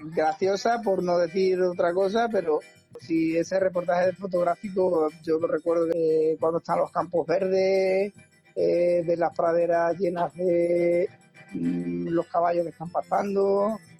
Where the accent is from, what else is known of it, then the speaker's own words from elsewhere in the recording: Torremayor, Extremadura, Spain; mi pueblo